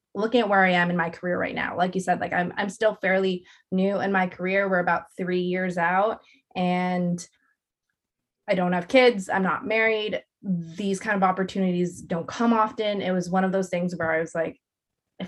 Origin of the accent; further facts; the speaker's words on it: Ontario, Canada; the 905, which is my hometown